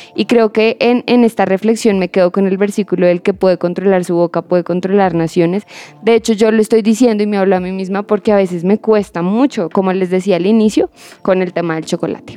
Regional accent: Colombia; como colombianos

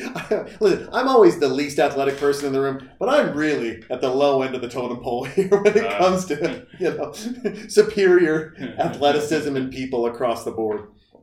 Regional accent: Montana, United States; now in Texas, United States; I'm from Montana.

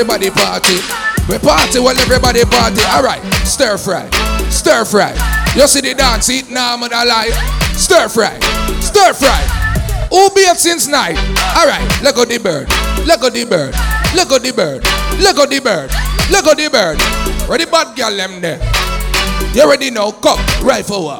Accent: Toronto, Ontario, Canada; accent: Patois; I was born at Jane and Finch Hospital and not Kingston General

